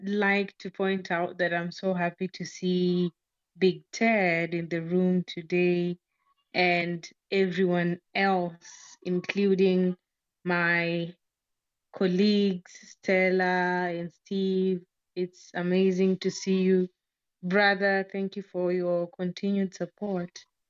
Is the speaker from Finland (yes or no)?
no; Kenya; I'm Kenyan, and I'm joining from Kenya